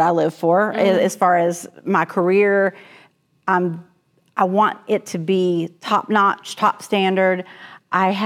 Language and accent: English; Mocksville, North Carolina, United States; moved away as an adult; also born or lived in Mount Airy, North Carolina / Ashland, Kentucky; now in Halifax County, Virginia, United States; I grew up right outside of Winston-Salem in a little town called Moxville.